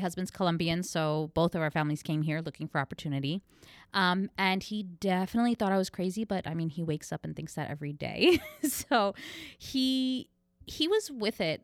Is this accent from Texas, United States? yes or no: no; New York, United States; moved away as an adult; now in Orlando, United States; I'm from New York.